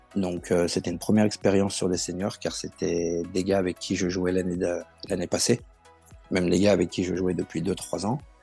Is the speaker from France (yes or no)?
yes; Villeurbanne, Auvergne-Rhône-Alpes, France; Je suis de Villeurbanne et je travaille en tant que chariste